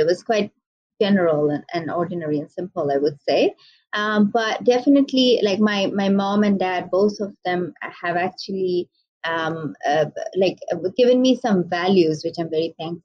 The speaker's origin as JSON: {"language": "English", "country": "Bangladesh", "tie": "born or raised there", "also_born_or_lived": "Malaysia / Michigan, United States", "said": "I am from Bangladesh, also based in Bangladesh now."}